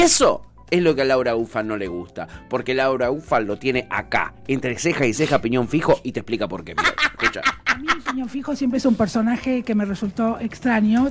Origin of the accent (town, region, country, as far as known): Argentina